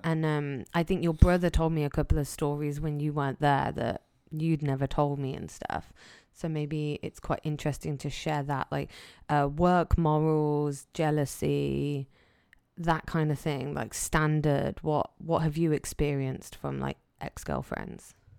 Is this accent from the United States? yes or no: no; England, United Kingdom; I'm English.